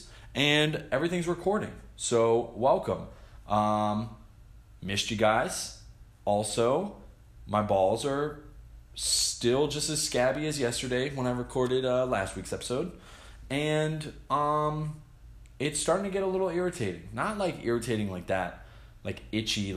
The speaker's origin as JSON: {"language": "English", "region": "New Jersey", "country": "United States", "tie": "born or raised there", "moved": "yes", "said": "Growing up in Jersey was fun"}